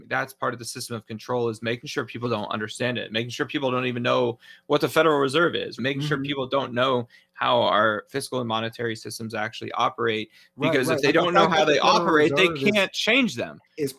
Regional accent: Georgia, United States; how voting rights are being suppressed in my home state of Georgia.

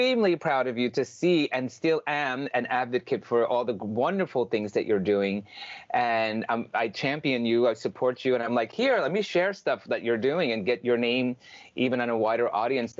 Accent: Long Island, New York, United States; also born or lived in Vancouver, Canada; I'm from Long Island, New York.

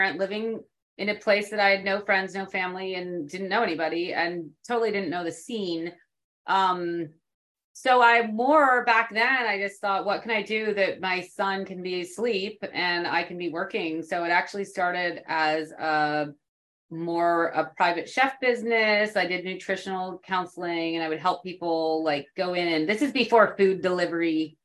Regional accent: West Coast of Canada, Canada; moved away as an adult; also born or lived in New York City, United States; now in San Antonio, United States; I am originally from the West Coast of Canada.

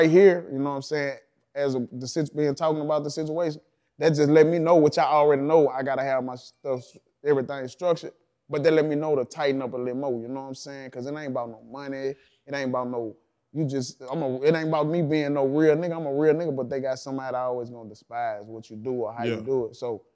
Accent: Baton Rouge, Louisiana, United States; I'm from Baton Rouge

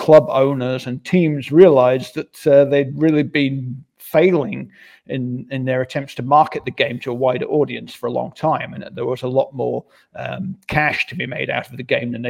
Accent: England, United Kingdom; now in Germany; my own youth in the 1970s, where I experienced American soccer very much from afar growing up in England.

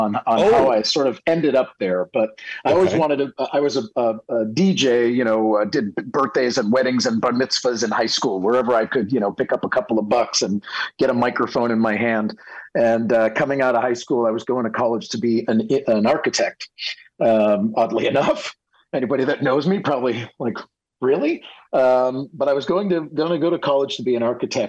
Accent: Worcester, Massachusetts, United States; I was born in a city that most people can never pronounce correctly, Worcester, Massachusetts

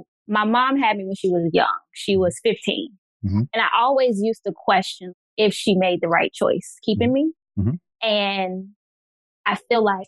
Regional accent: Virginia, United States; I am from Virginia

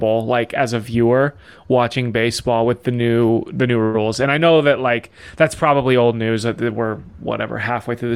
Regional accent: Colorado, United States; I'm from Colorado

